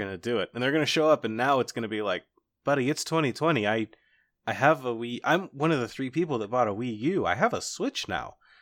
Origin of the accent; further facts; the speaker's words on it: Cincinnati, Ohio, United States; I grew up just outside of Cincinnati